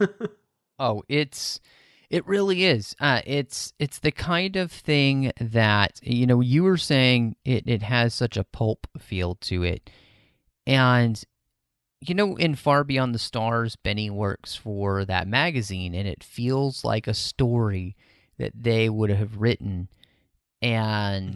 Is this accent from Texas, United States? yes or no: yes; Texas, United States; born and raised in Texas